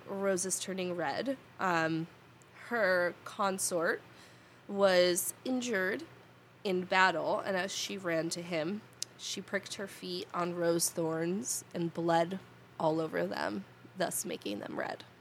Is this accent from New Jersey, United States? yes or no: yes; New Jersey, United States; I was born here. I'll probably die here. And this is how my accent sounds.